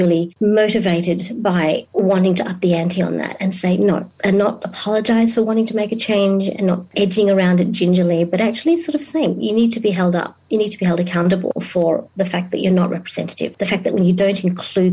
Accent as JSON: {"language": "English", "town": "Bendigo", "region": "Victoria", "country": "Australia", "tie": "born or raised there", "also_born_or_lived": "Nairobi, Kenya / Melbourne", "said": "I've been in Australia since I was four. I grew up in country Victoria in a town called Bendigo"}